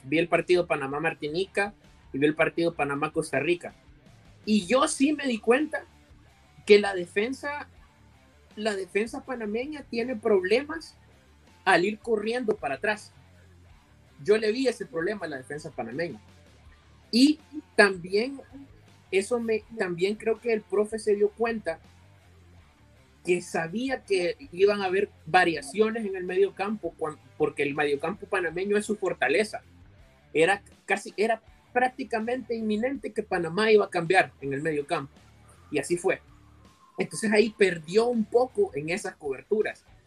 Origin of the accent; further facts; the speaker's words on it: El Salvador; como salvadoreños